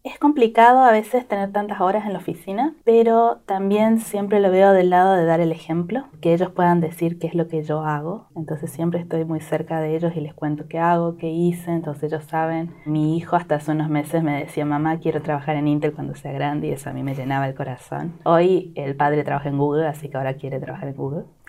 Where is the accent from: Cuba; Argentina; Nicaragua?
Argentina; moved away as an adult; now in California, United States; somos ocho familias de Argentina, de diferentes lugares